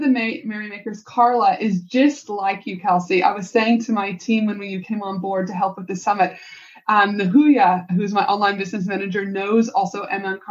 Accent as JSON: {"language": "English", "region": "Alberta", "country": "Canada", "tie": "born or raised there", "moved": "yes", "lives_now": "Australia", "said": "growing up in Canada and Banff and Jasper, the Rocky Mountains"}